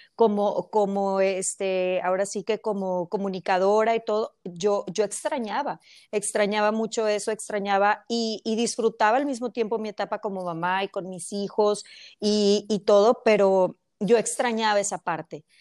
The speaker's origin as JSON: {"language": "Spanish", "country": "Mexico", "moved": "as an adult", "lives_now": "United States", "said": "yo soy mexicana, pero eh, tengo ya muchos años aquí en Estados Unidos"}